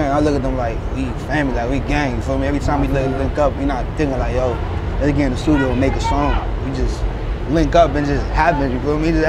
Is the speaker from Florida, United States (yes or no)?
no; New York City, New York, United States; born or raised there; also born or lived in Puerto Rico